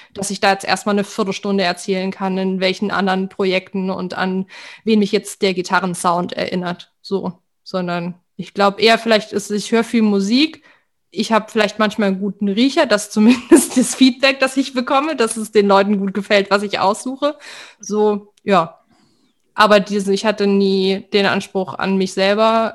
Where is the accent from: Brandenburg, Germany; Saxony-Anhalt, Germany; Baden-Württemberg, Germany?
Baden-Württemberg, Germany; Weinheim; ich bin in Weinheim an der Bergstraße auf, aufgewachsen